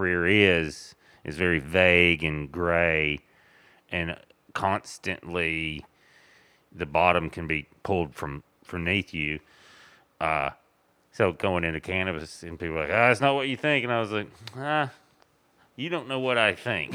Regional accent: Tennessee, United States; moved away; I'm from Tennessee

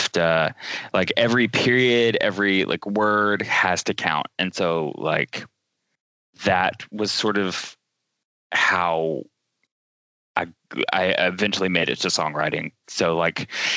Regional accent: Chattanooga, Tennessee, United States; I grew up in Chattanooga, Tennessee, which is about 2 hours south

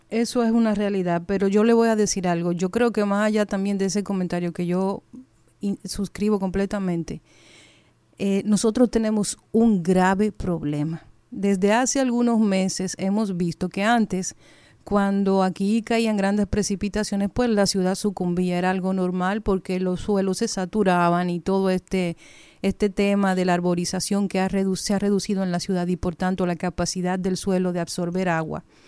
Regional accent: Dominican Republic; Dominicana no hay suficientes precauciones para nada, porque somos indisciplinados, somos imprudentes

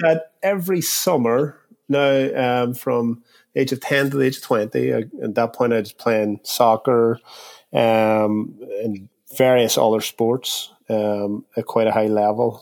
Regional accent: Derry, Northern Ireland, United Kingdom; born and raised in Derry, which is in the north of Ireland

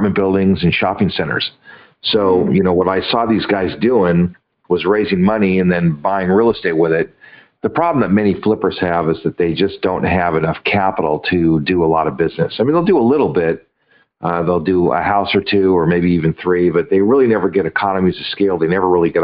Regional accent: Los Angeles, California, United States; I grew up in Los Angeles

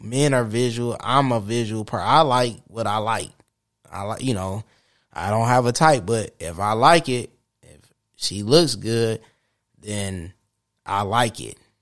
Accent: Saginaw, Michigan, United States; Saginaw, where my hometown

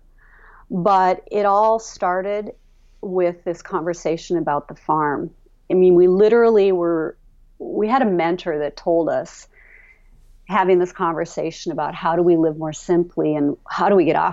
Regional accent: Hallock, Minnesota, United States; moved away as an adult; I grew up in town, so I'm the city girl, and it's home

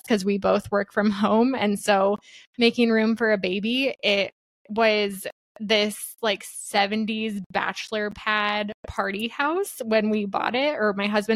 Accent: Iowa, United States; I'm a Midwest gal born and raised in Iowa.

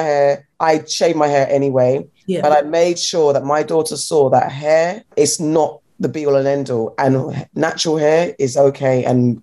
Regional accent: London, United Kingdom; I'm a Londoner.

